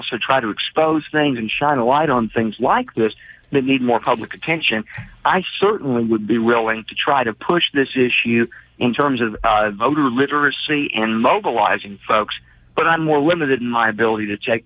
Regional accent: Texas, United States; as a Texan here

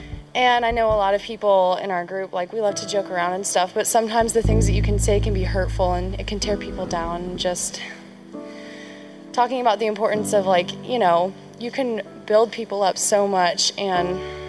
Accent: Charlotte, North Carolina, United States; I'm from Charlotte, North Carolina, Lakeshore.

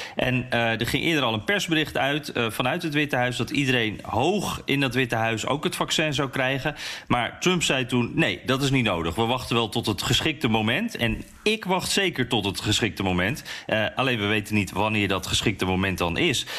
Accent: Netherlands; now in United States; als Nederlander in Amerika

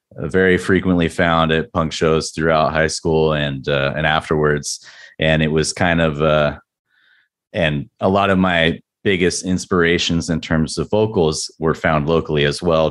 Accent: San Diego, California, United States; was born and raised in San Diego

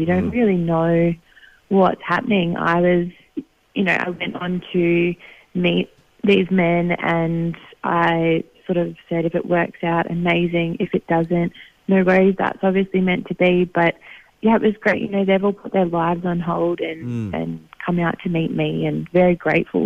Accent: Brisbane, Queensland, Australia; moved away as an adult; also born or lived in Victoria / New South Wales; Originally from Victoria, we moved up to Queensland when I was about 10 and, lived a suburban life

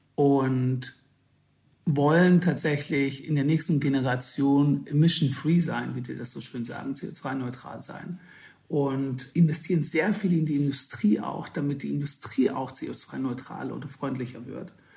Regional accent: Swabia, Baden-Württemberg, Germany; ich bin aus dem Schwabenländle

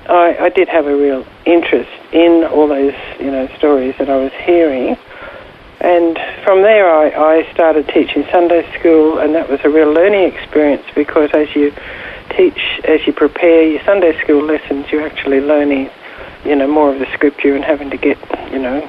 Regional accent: Ipswich, Queensland, Australia; moved away as an adult; also born or lived in India; I was born in Ipswich

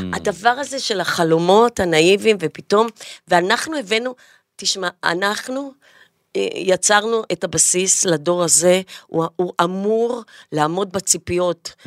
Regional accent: Jaffa, Tel Aviv District, Israel; ביפו גדלתי באמת כחתולת רחוב

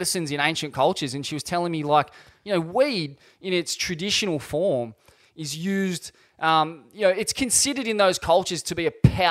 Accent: Sydney, New South Wales, Australia; growing up in Bondi

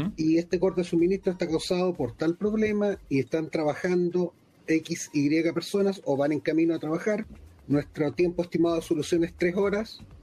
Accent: Chile; accent: Chilean; now in London, United Kingdom; yo vivo en Londres eh, y soy chileno, por eso este, este, acento no me lo han sacado ni con otros cirujanos ya

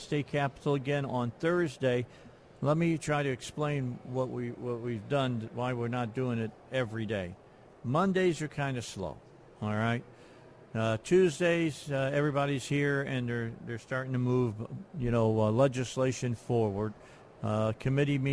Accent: Northwest Indiana, United States; now in Arkansas, United States; I'm from Northwest Indiana

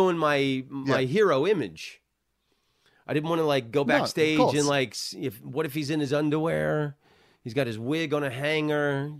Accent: Southern US, United States; I'm from the South. I love …. I started out on the Southern circuits

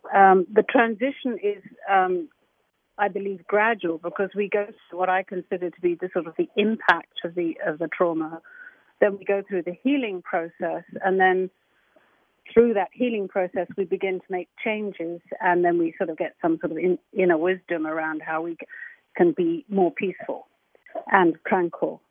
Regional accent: England, United Kingdom; I'm English

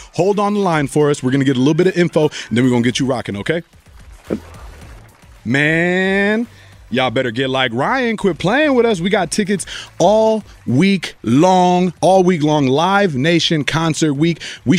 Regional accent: Colombia; accent: Colombian; Well, Colombian, my accent came out, good one.

